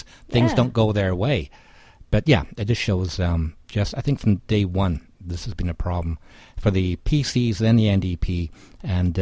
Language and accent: English; Edinburgh, Scotland, United Kingdom; now in Edmonton, Canada; my hometown, Edinburgh, the original Fringe city